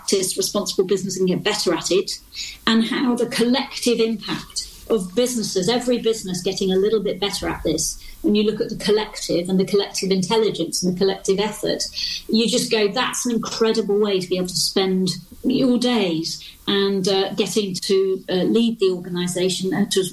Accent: Yorkshire and the Humber, United Kingdom; I'm a proud Yorkshire lass.

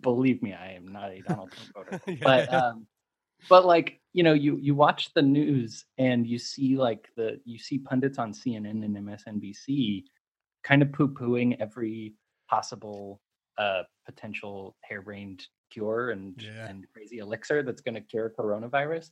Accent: United States; I'm American

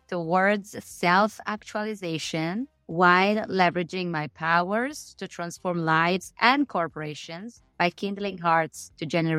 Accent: Siniscola, Sardinia, Italy; Siniscola, Sardinia.

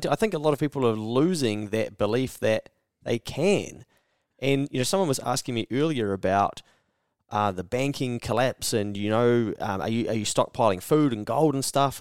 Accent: New Zealand; I'm from New Zealand

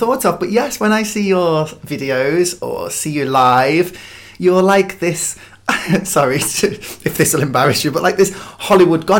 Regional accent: the Wirral, North West England, United Kingdom; also born or lived in London; now in North Wales, United Kingdom; North Wales now, but I was raised on the Wirral, just over the border.

